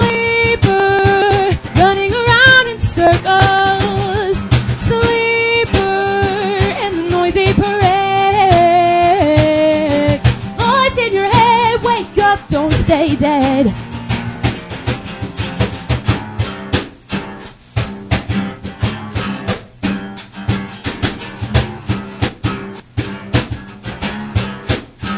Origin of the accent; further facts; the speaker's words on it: Pennsylvania, United States; moved away as an adult; I'm originally from Pennsylvania